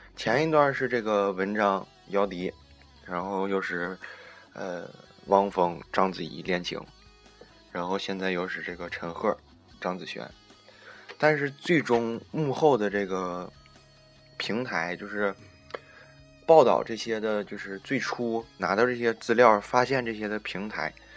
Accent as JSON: {"language": "Chinese", "region": "Northeast China", "country": "China", "said": "我们东北"}